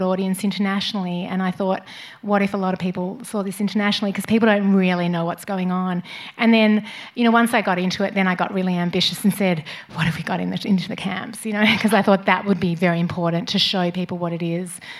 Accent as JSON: {"language": "English", "country": "Australia", "moved": "yes", "said": "no matter where I live in the world, I'm Australian and proudly Australian"}